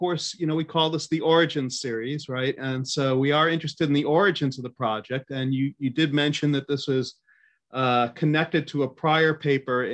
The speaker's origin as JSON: {"language": "English", "country": "United States", "said": "I'm an American"}